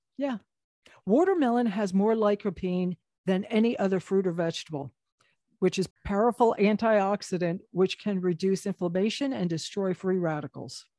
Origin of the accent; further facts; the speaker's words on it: New Jersey, United States; we're from New Jersey